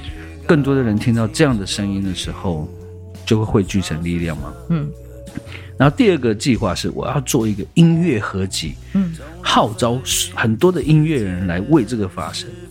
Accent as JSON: {"language": "Chinese", "region": "Taipei", "country": "Taiwan", "tie": "born or raised there", "said": "因为我从小在台北长大，"}